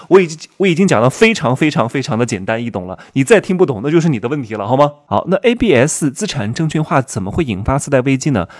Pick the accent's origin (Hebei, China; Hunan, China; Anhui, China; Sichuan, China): Anhui, China; Wuhu; moved away; 我们老家芜湖三四线城市